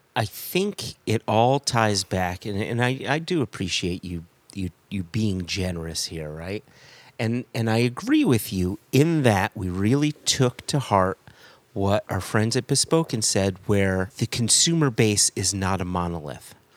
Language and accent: English; United States; as an American